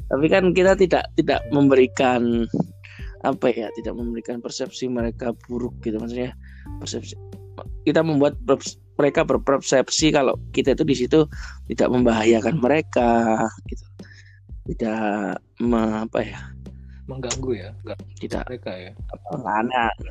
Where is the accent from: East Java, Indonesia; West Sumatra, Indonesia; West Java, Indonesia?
East Java, Indonesia; Surabaya; apalagi saya juga asli Surabaya juga mungkin banyak hal yang belum belum saya ketahui di Surabaya sehingga memang seharusnya saya lebih eksplor kota saya